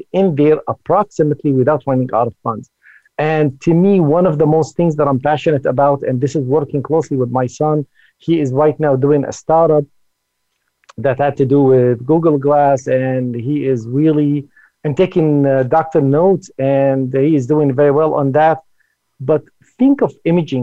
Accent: Silicon Valley, California, United States; I'm originally from the Silicon Valley. I've been in the Silicon Valley for about 35 years

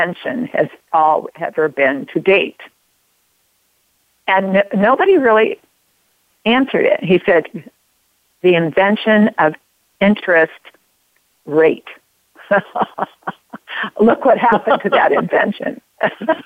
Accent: Oregon, United States; I grew up in Oregon

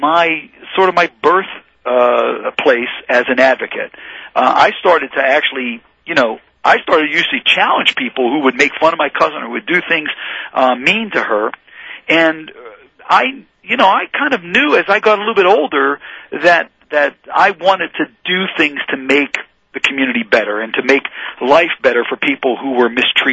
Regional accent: Pittsburgh, Pennsylvania, United States; growing up on the Hill

